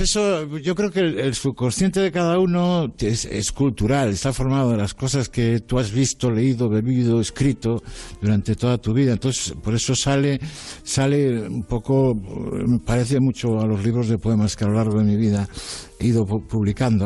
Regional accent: Galicia, Spain; soy gallego como tú

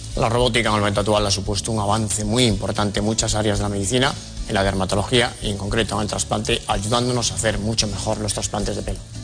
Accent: Lugo, Galicia, Spain; born or raised there; accent: Galician; now in Madrid, Spain

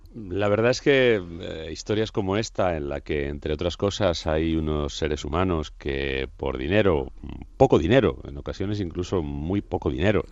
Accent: Madrid, Community of Madrid, Spain; en la capital, donde yo nací además, y decidí situar un crimen eh, justo donde yo nací, en el barrio donde yo nací

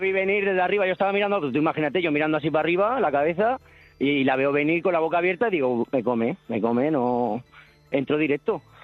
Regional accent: Cartagena, Region of Murcia, Spain; now in Benidorm, Spain; de Benidorm, pero soy de Cartagena.

